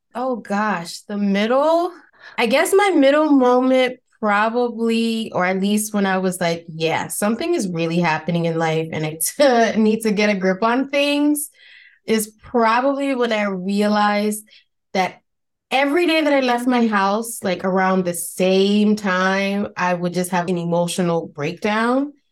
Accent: New York City, New York, United States; accent: Spanish Bronx accent; I'm originally from New York, from the Bronx, to be specific

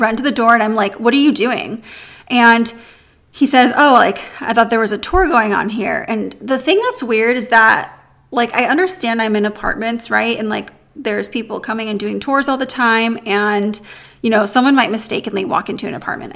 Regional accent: San Diego, California, United States; also born or lived in New York City / Los Angeles; I'm from San Diego

